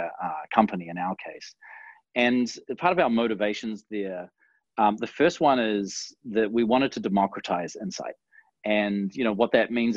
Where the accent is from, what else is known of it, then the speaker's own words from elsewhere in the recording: New Zealand; In New Zealand, we pronounce it Dwignon